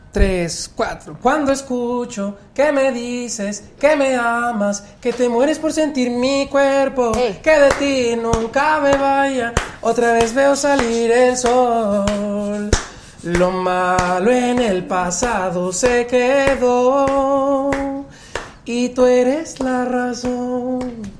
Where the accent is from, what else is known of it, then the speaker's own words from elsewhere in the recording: Progreso Industrial, State of Mexico, Mexico; Progreso Industrial es en mi pueblo